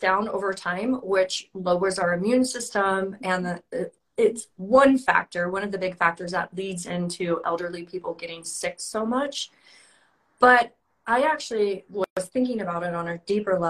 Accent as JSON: {"language": "English", "town": "San Diego", "region": "California", "country": "United States", "tie": "born or raised there", "moved": "yes", "said": "that's where I'm from, my hometown, and I'm going to be moving back there"}